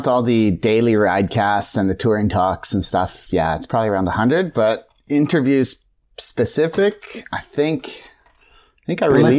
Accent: Kingston, Ontario, Canada; So I'm literally from Kingston, Canada, not upon Thames.

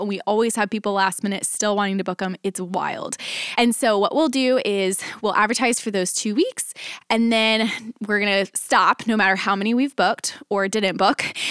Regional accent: Dallas, Texas, United States; now in Nashville, United States; I grew up, I was born and raised in Dallas, and ended up moving from Dallas to Nashville

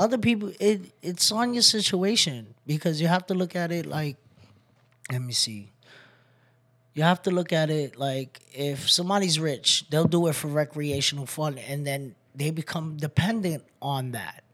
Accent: New York City, New York, United States; moved away as an adult; also born or lived in Bronx; I'm from Brooklyn, New York, Waynesburg, originally. Um, I moved out here about five years ago

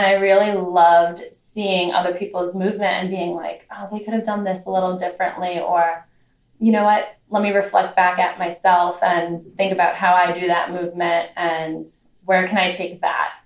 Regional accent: New York, United States; I grew up in New York

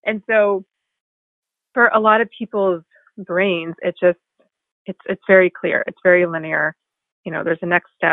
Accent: North Carolina, United States; moved away as an adult; also born or lived in Washington, District of Columbia, United States; I'm like from North Carolina, like small town

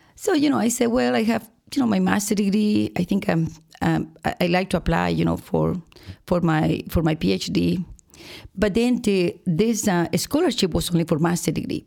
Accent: Boca del Pozo, Nueva Esparta, Venezuela; moved away as an adult; I am from Venezuela, but, uh, I have to say that I was born in an island

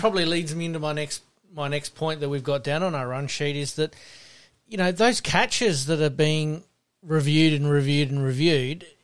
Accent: South Australia, Australia; being South Australian

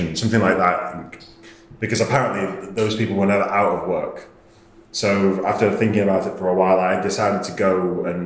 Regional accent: Warrington, North West England, United Kingdom; accent: northern mumble; moved away as an adult; also born or lived in Australia / Manchester; now in London, United Kingdom; I grew up in Warrington

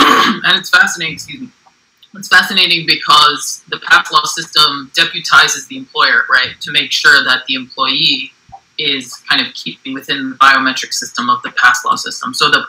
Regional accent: United States; also born or lived in Johannesburg, South Africa

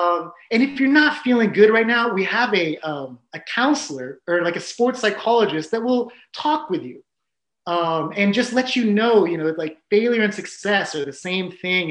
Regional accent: San Diego, California, United States; I grew up in San Diego

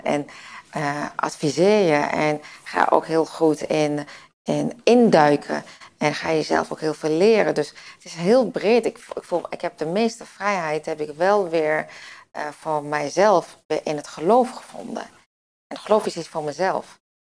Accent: Winterswijk, Gelderland, Netherlands; ik kom uit Winterswijk. Dus uit het oosten.

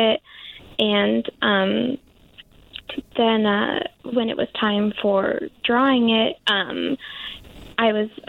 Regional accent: Los Angeles, California, United States; moved away; also born or lived in Portland; my hometown in Los Angeles

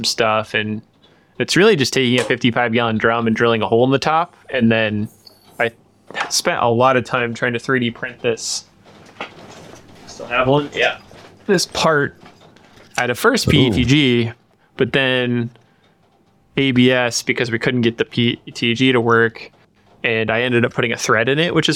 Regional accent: Nebraska, United States; near my hometown, in Nebraska.

